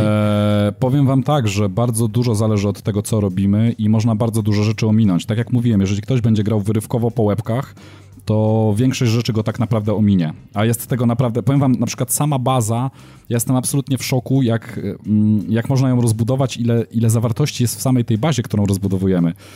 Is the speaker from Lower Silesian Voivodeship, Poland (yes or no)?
no; Brzeg, Opole Voivodeship, Poland; now in Gdynia, Poland; ja się wychowałem na południu Polski, spędziłem swoje dzieciństwo i tam blisko miasta, w którym, z którego pochodzę, pochodzę z brzegu